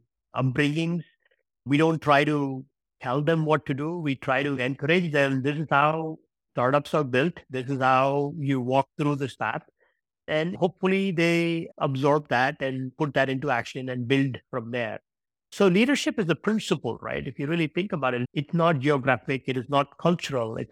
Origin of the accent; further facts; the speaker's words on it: India; now in Iceland; I was born in India.